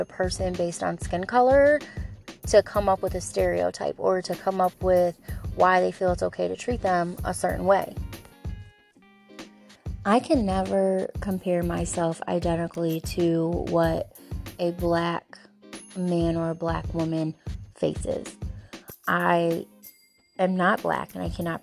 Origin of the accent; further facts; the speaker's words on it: Bellevue, Ohio, United States; And I come from a small town. I'm from Bellevue, Ohio.